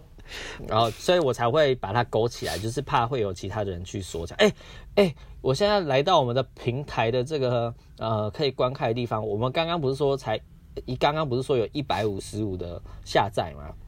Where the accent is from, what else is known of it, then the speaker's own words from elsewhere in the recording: Taiwan; 我们身在这个地方，我们有刚刚好的人口，刚刚好的面积，刚刚好的资源